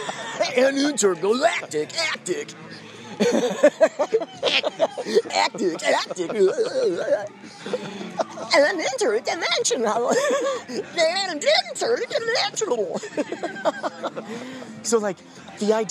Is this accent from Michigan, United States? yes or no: no; Carol Stream, Illinois, United States; growing up in Carol Stream.